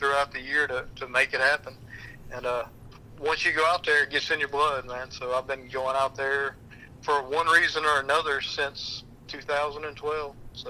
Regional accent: Mississippi, United States

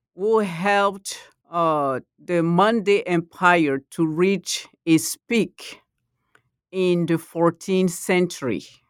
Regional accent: Côte d’Ivoire; first language Malinke; English is a second language; moved away; I'm from the Ivory Coast

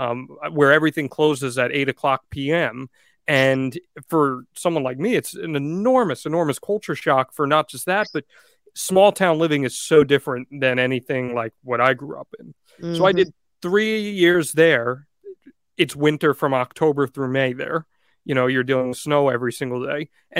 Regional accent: New Jersey, United States; moved away as an adult; also born or lived in Connecticut / Bangor, Maine; I grew up in Jersey. I went to school in Connecticut, which, like, say what you want. They're only a few states apart, but they're very different, extremely different. Then at 22 years old, I moved up to Bangor, Maine, bumblefuck

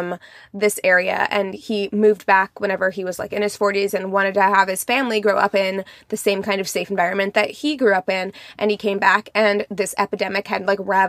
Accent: Springfield, Missouri, United States; my hometown, Springfield, Missouri

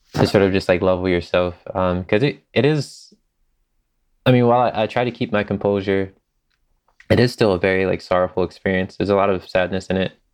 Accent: Philadelphia, Pennsylvania, United States; I'm from Philadelphia

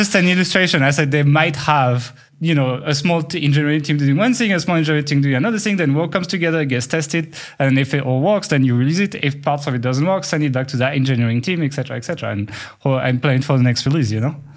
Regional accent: France; accent: French; my French accent

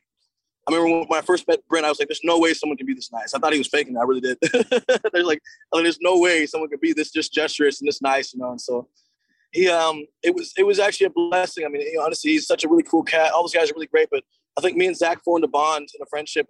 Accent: Seattle, Washington, United States; to be from my hometown and like for an expansion team to first of all come to Seattle.

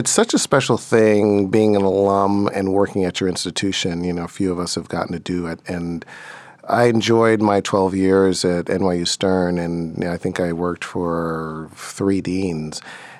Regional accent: Brooklyn, New York, United States; You know, Brooklyn was distinct. It was still very diverse, but in ways that we didn't fully know.

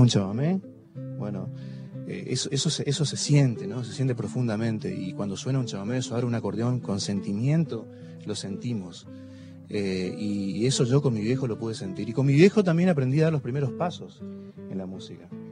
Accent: Montecarlo, Misiones, Argentina; yo nací en Monte Carlo, que está ahí a orillas del río Paraná, frontera con Paraguay.

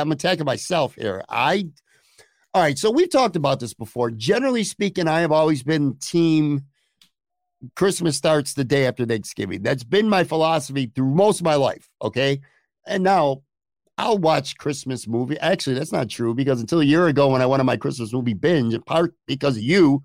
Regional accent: Buffalo, New York, United States; also born or lived in Lackawanna / Orchard Park / Florida; now in West Seneca, United States; I grew up on the West Side

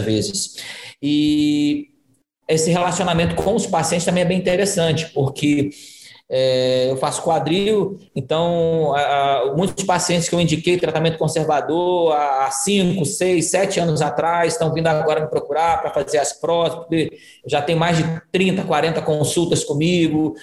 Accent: Rio de Janeiro, Brazil; moved away as an adult; now in Ceará, Brazil; Eu sou, eu sou carioca também, embora esteja aqui. Já me considero cearoca, que eu estou há 12 anos aqui no Ceará

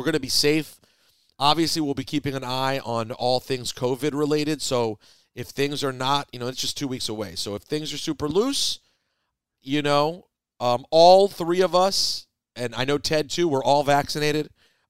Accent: Chicago, Illinois, United States; I'm from Chicago, and I love my city

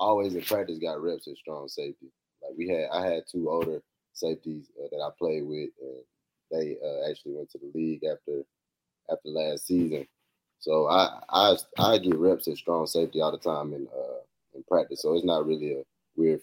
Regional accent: Tennessee, United States; also born or lived in Georgia; I'm playing for my home state

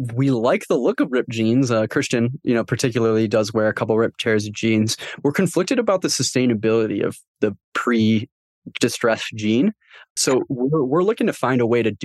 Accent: Michigan, United States; I'm from Michigan

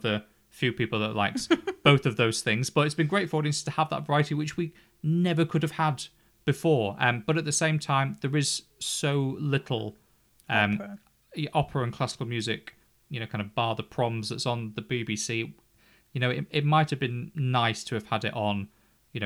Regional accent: England, United Kingdom; because we're English

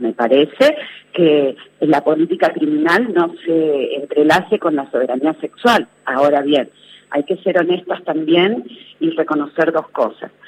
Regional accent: Tucumán, Argentina; yo soy tucumana

